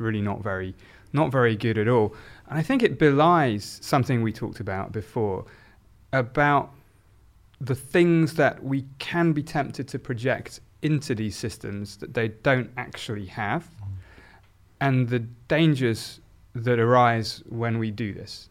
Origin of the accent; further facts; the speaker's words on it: South Oxfordshire, South East England, United Kingdom; I grew up in a, in a very a-religious, um, environment in South Oxfordshire